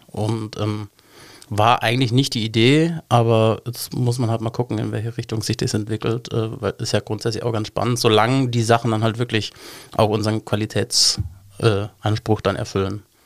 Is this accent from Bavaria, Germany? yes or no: yes; Munich, Bavaria, Germany; moved away as an adult; now in Cologne, Germany; ich bin eigentlich Münchner